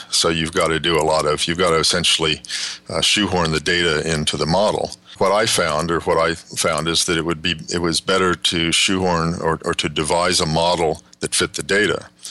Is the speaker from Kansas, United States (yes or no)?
yes; Kansas, United States; moved away as an adult; also born or lived in West Texas / Southern California / Northern California; I grew up in West Texas and Kansas, went to high school in Kansas